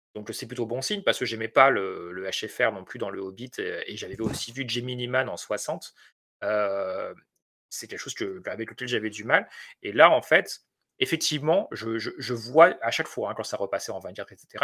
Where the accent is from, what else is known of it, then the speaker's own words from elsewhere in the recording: France; je suis français